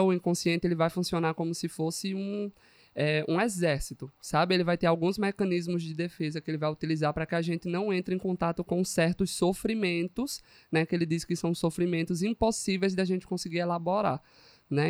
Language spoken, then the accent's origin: Portuguese; Pernambuco, Brazil; now in Paraíba, Brazil; eu sou de Pernambuco, mulher. Eu sou do interior, vim da roça, entendeu?